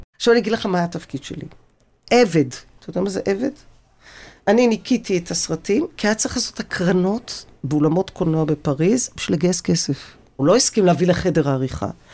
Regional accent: Tel Aviv, Tel Aviv District, Israel; born or raised there

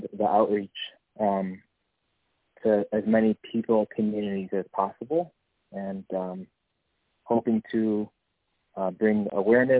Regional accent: United States; moved away as an adult; also born or lived in Israel; I'm from the States

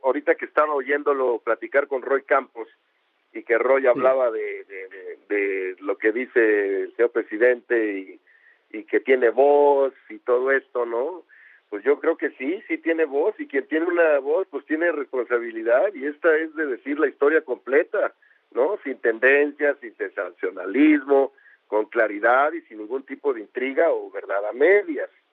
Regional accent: Mexico; also born or lived in San Antonio, Texas, United States / Zacatecas, Mexico / Mexico City, Mexico; yo me crié en Zacatecas y en la Ciudad de México

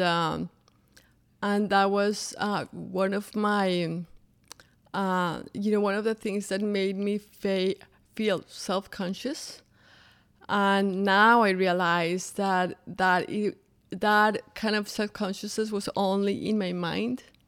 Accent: Bogotá, Colombia; English is a second language; moved away as an adult; now in Orlando, United States; I grew up in Bogota, Colombia

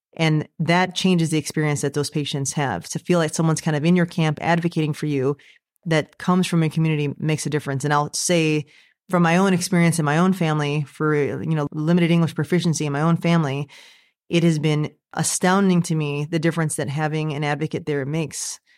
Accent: United States; I myself am American, so I was born in the United States

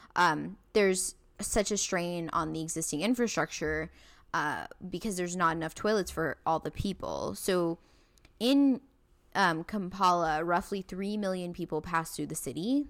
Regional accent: India; I'm from India

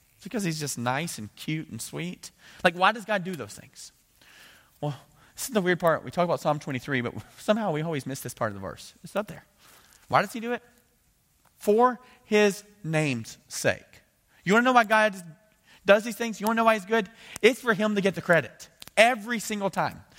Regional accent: United States; as an American

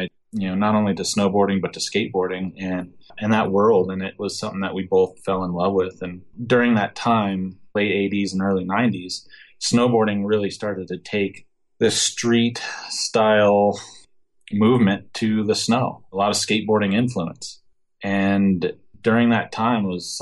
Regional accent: Breckenridge, Colorado, United States; growing up in the Breckenridge area

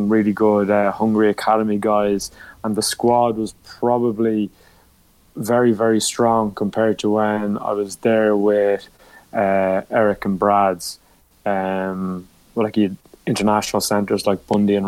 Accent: Kildare, Leinster, Ireland; also born or lived in Naas / Hong Kong; I am from Kildare and it is my home province

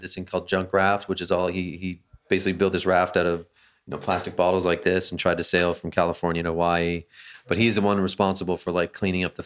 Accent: Canada; I grew up in Canada

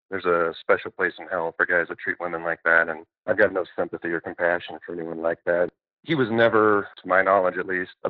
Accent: Denver, Colorado, United States; born or raised there; also born or lived in Kankakee, Illinois

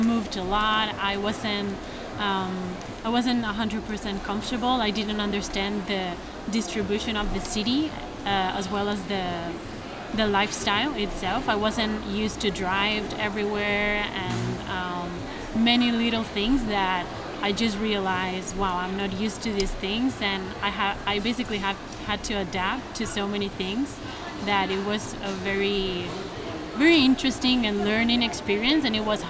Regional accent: Granada, Andalusia, Spain; English is a second language; now in United States; I come from Spain.

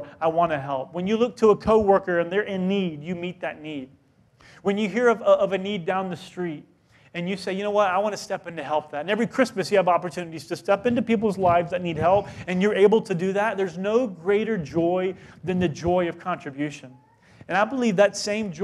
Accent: South Carolina, United States; moved away; I grew up in South Carolina

